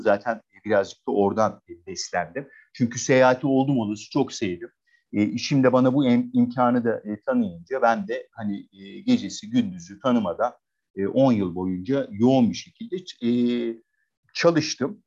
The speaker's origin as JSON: {"language": "Turkish", "region": "Adana", "country": "Turkey", "tie": "born or raised there", "also_born_or_lived": "Istanbul / Denmark", "moved": "as an adult", "said": "1977'de Adana'da doğdum. Adanalı e, bir e, aile. E, şehirde doğdum, büyüdüm. E, 18 yaşına kadar e, bu şekilde geçti."}